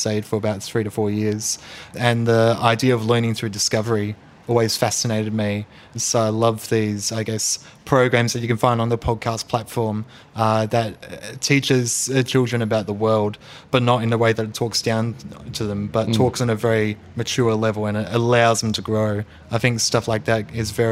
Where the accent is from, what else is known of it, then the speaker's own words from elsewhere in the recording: Melbourne, Victoria, Australia; moved away as an adult; now in Sydney, Australia; I grew up in the Dandenong Rangers, went to school in Ringwood area, grew up there